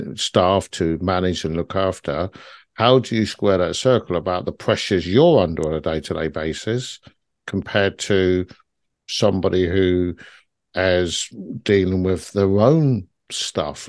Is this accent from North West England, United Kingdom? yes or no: no; London, United Kingdom; I grew up in South London in a very harsh environment